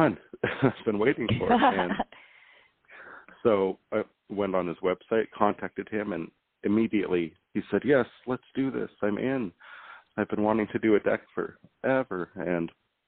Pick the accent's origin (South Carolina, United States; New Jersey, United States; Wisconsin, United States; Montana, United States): Montana, United States; moved away as an adult; now in Hawaii, United States; I live in Hawaii, and I was born and raised in Montana, but I've lived here for a couple of years